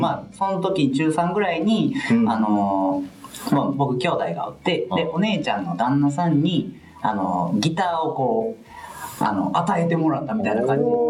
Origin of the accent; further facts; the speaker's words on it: Hirakata, Osaka, Japan; 僕の地元枚方